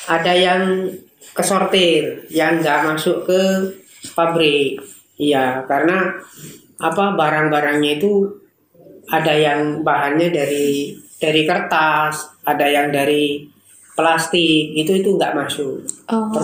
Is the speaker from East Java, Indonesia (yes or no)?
yes; East Java, Indonesia; now in Surabaya, Indonesia; Saya berasal dari Madura bisa dikatakan, tapi berdomisili di Surabaya sekarang.